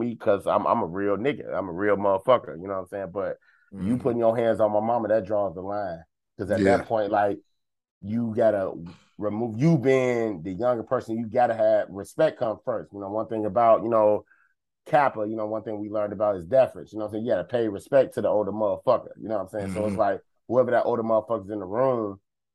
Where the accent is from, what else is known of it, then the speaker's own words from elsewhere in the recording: Chicago, Illinois, United States; I grew up in Roseland